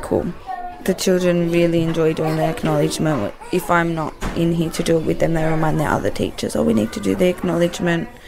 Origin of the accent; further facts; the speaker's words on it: Wollongong, New South Wales, Australia; my dad's Aboriginal and we're from Wollongong